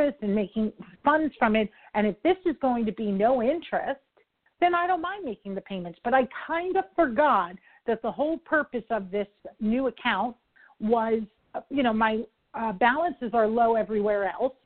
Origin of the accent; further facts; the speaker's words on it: New York, United States; I talk quick. I'm from New York.